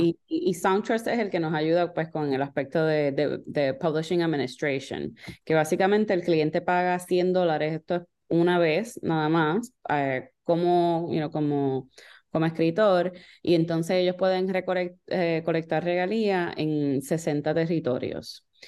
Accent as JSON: {"language": "Spanish", "country": "Puerto Rico", "moved": "yes", "said": "originalmente yo soy de Puerto Rico"}